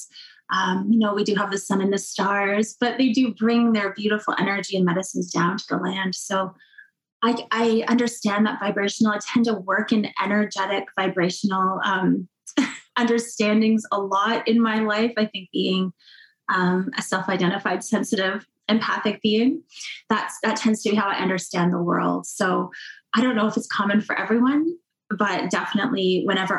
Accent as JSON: {"language": "English", "area": "Cape Croker First Nation", "region": "Ontario", "country": "Canada", "said": "I'm from Cape Croker First Nation"}